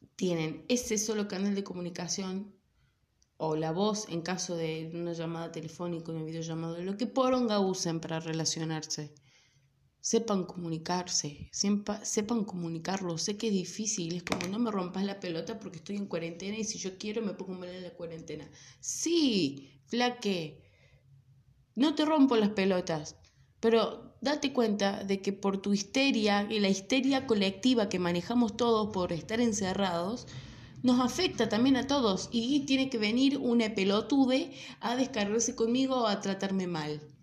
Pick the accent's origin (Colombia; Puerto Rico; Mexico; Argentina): Argentina; Córdoba; accent: Cordobés; soy cordobesa, acuérdense que me como un montón de letras, la pronunciación de las, de las R's, trato de ser lo más neutral que puedo, ¿sí? Pero bueno está en la sangre. Ah, no, bueno, qué sé yo, nací acá